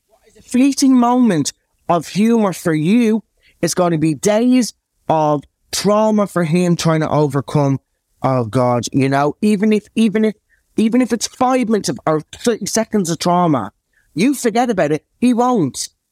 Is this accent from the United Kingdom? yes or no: no; Dublin, Leinster, Ireland; accent: Irish; moved away; I was born, um, in Dublin to the most amazing parents